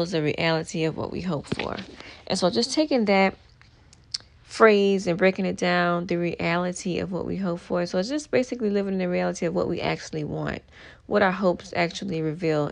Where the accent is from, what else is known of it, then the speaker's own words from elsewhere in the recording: New Orleans, Louisiana, United States; I'm from New Orleans